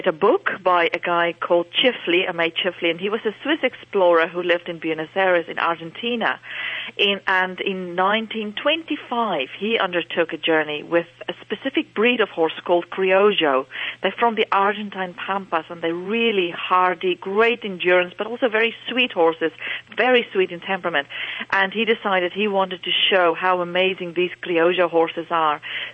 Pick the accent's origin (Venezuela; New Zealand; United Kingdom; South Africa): South Africa; moved away as an adult; now in Dublin, Ireland; I'm actually from South Africa, born and bred in South Africa, and my family are still living there